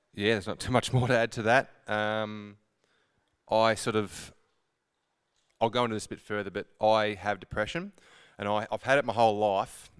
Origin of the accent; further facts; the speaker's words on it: Horsham, Victoria, Australia; I'm born and bred Horsham. Um, I grew up in Haven.